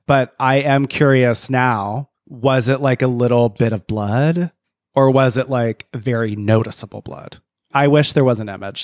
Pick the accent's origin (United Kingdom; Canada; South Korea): Canada; I'm from Canada